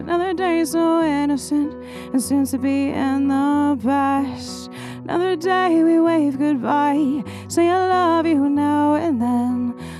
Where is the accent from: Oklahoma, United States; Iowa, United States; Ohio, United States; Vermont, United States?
Vermont, United States; Royalton; Yeah, so I grew up in Royalton, Vermont, which is about an hour away, central Vermont, and I've just been singing forever.